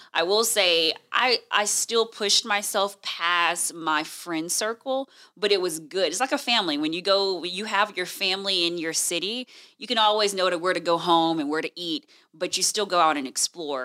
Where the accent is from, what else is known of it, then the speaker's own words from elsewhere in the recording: Houston, Texas, United States; moved away as an adult; also born or lived in Washington, D.C. / Illinois; now in Fresno, United States; I'm originally from Houston, Texas